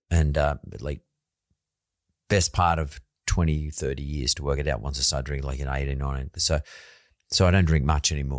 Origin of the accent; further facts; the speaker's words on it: Sydney, New South Wales, Australia; I come from Punch Bowl